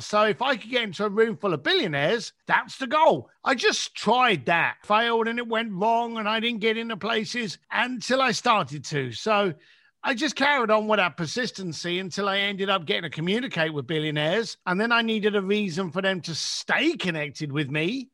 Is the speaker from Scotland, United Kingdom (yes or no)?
no; London, United Kingdom; moved away; my mum and dad, who still lived in the same house that I was raised up in in England.